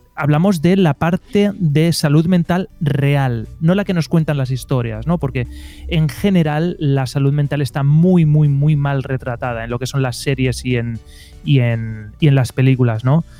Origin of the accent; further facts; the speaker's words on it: Elche, Valencian Community, Spain; Yo soy de Elche, que es una ciudad eh, a 20 kilómetros de Alicante, en la península ibérica, en España